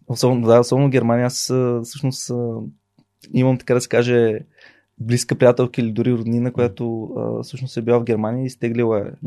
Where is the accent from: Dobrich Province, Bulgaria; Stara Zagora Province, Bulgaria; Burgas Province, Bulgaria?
Burgas Province, Bulgaria; Burgas; Аз съм от Бургас